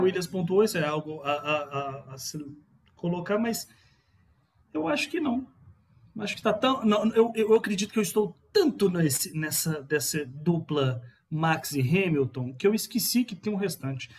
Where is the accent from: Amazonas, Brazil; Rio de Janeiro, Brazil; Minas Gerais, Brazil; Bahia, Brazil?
Bahia, Brazil; also born or lived in Belo Horizonte; eu nasci na Bahia, mas registrado em Belo Horizonte, mas tem sangue baiano